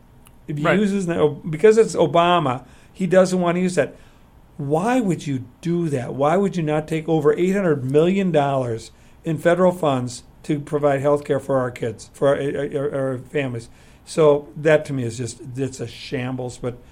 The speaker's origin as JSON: {"language": "English", "town": "Sun Prairie", "region": "Wisconsin", "country": "United States", "tie": "born or raised there"}